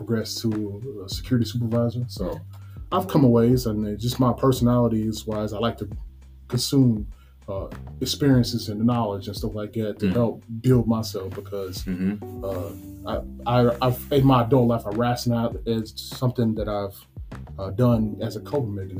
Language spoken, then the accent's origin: English; Nashville, Tennessee, United States; born and raised Nashville. Born on the east side, Shelby area